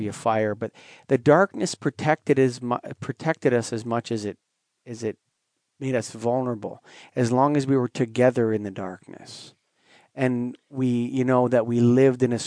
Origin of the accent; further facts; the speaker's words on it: Canada; as a Canadian